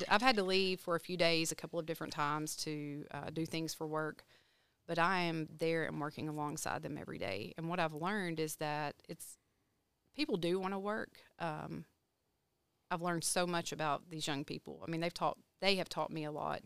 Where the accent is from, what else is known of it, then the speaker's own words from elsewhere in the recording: Texarkana, Texas, United States; moved away; I'm from Texarkana, Texas